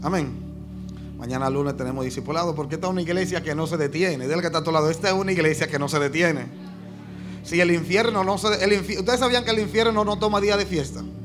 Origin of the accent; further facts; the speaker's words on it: Dominican Republic; Yo como dominicano